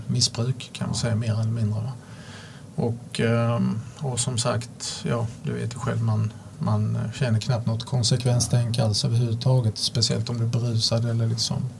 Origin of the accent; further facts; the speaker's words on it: Sweden; jag kunde åka upp till Sverige, vara hemma en vecka